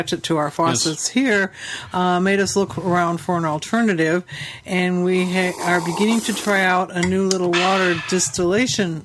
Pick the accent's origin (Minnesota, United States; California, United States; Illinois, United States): Illinois, United States; Chicago; we come from Metro Chicago